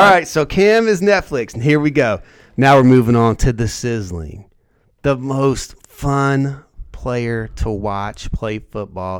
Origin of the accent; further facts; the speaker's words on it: Indiana, United States; I'm from Indiana